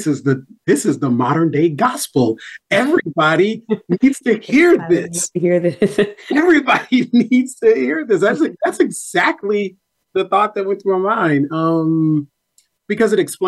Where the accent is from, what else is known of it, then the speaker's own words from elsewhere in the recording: Nashville, Tennessee, United States; my own life growing up in North Nashville